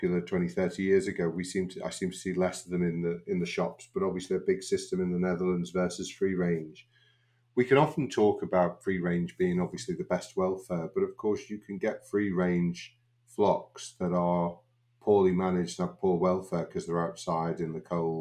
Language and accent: English; Liverpool, North West England, United Kingdom; I was born in Liverpool, went to university in Liverpool, went out for a couple of years doing the mixed practice that most vets at that time did, and then gravitated back into Liverpool to do small animal practice